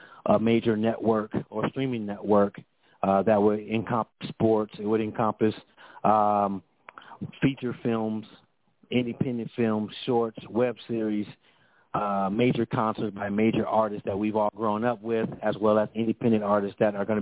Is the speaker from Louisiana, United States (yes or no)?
no; Compton, California, United States; I'm born and raised in Compton